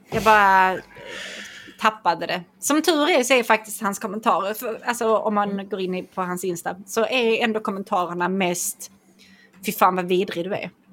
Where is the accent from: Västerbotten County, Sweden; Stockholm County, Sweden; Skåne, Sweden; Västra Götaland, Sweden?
Skåne, Sweden; jag är från Skåne